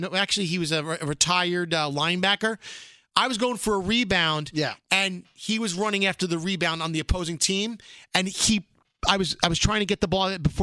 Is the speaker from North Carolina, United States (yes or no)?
no; New York City, New York, United States; Bald Freak Ronnie and I, we grew up in Brooklyn